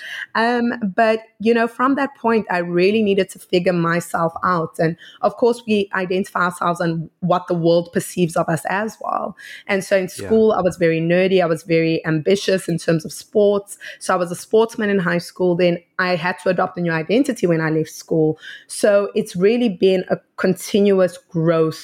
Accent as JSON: {"language": "English", "country": "South Africa", "said": "I'm from South Africa"}